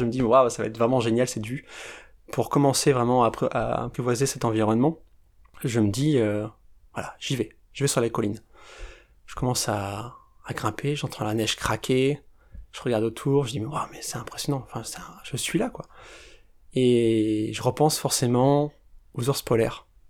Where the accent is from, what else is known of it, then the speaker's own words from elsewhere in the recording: France; en tant que Français, avec ces traditions-là